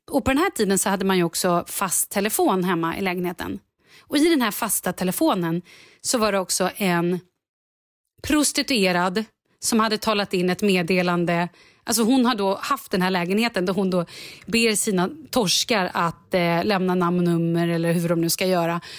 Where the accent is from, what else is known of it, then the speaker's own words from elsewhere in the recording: Vallentuna, Stockholm County, Sweden; jag är ju ändå från Vallentuna.